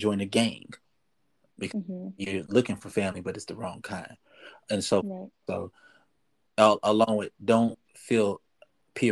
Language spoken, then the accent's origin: English; Dallas, Texas, United States; I was born in Dallas, Texas, and raised in Dallas, Texas.